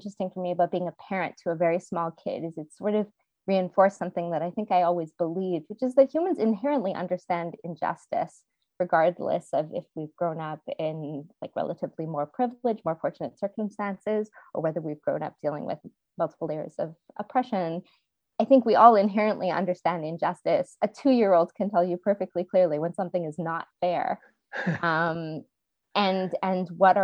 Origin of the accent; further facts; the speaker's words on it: Montreal, Quebec, Canada; I grew up in Montreal, Quebec